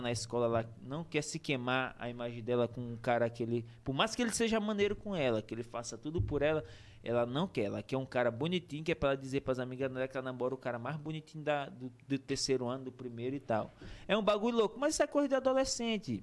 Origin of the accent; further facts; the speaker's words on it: Pinheiro, Maranhão, Brazil; eu sou, sou de Pinheiro, né? Pinheiro City, nasci em Pinheiro Maranhão